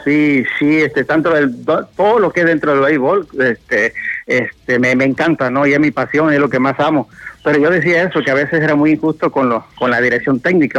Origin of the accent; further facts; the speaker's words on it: Medellín de Bravo, Veracruz, Mexico; aquí en Medellín, estamos cerquita aquí de Veracruz al puerto